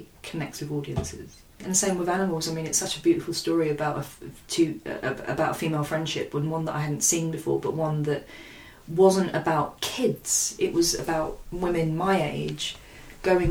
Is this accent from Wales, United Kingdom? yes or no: no; London, United Kingdom; I was born and bred in Hackney